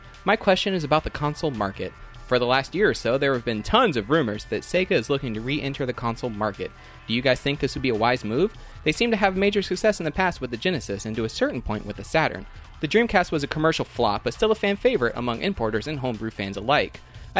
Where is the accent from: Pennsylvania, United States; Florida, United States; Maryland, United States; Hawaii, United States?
Florida, United States; Orlando; Born and raised in Orlando.